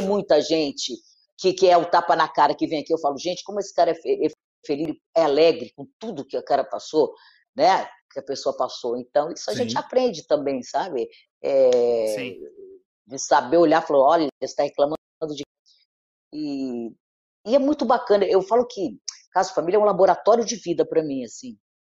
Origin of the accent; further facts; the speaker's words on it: Rio de Janeiro, Brazil; eu estudei no Notre Dame, eu sou do Leblon, né? É, e estudei no Notre Dame, uhum. Ipanema, a vida inteira